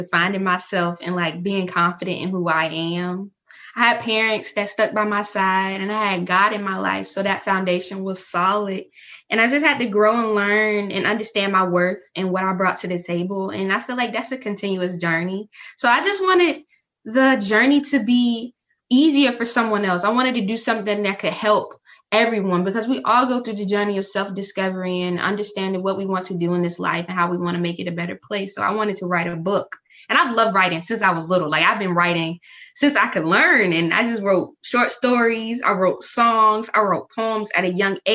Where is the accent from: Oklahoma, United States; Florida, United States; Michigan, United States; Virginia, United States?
Virginia, United States; Surry County; I'm from Surrey County, Virginia